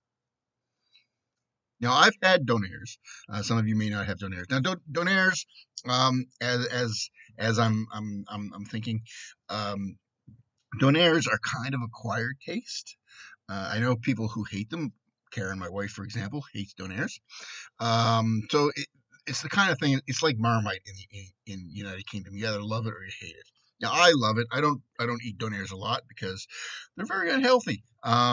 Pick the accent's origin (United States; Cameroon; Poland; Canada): Canada; since I'm Canadian